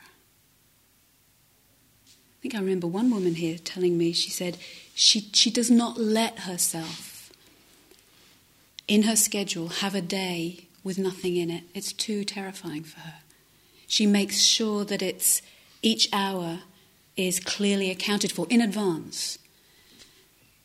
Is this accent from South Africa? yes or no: no; London, United Kingdom; moved away as an adult; now in Devon, United Kingdom; I was from the city, I'm from South London